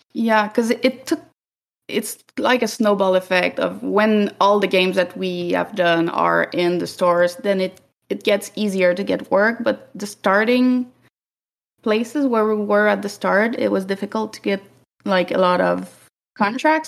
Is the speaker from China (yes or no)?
no; Canada; we're Canadian